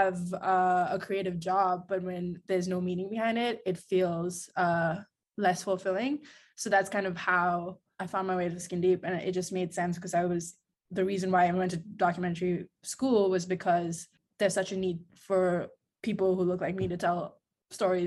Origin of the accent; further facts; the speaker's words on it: India; moved away as an adult; now in New York, United States; I'm originally from India. So I've been in New York for like about 11 years now.